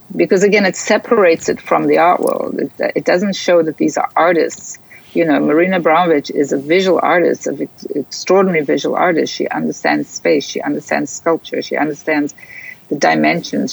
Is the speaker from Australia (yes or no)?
no; South Africa; growing up in South Africa, which I think is a very important part of my my DNA.